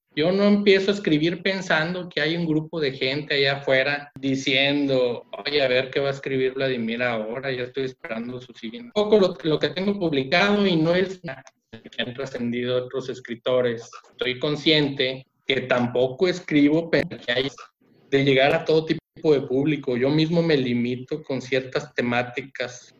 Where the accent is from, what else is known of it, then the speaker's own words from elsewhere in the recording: Mexico; mi país, México.